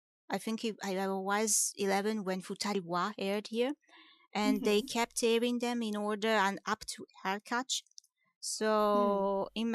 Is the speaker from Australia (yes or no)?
no; Italy; I come from Italy